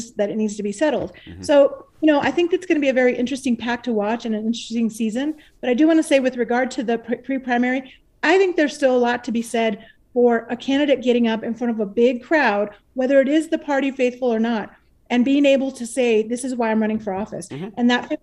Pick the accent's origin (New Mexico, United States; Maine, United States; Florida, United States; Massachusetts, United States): New Mexico, United States; Deming; Deming, my hometown